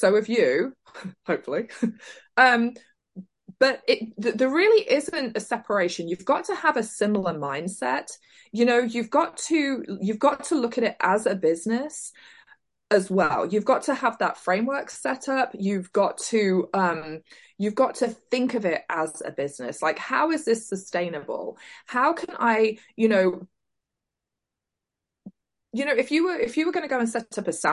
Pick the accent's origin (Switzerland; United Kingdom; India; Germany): United Kingdom; South Leicestershire, East Midlands; moved away as an adult; now in Oklahoma, United States; originally I am from South Leicestershire, and in 1998 I moved to the US to Oklahoma, and I've been here ever since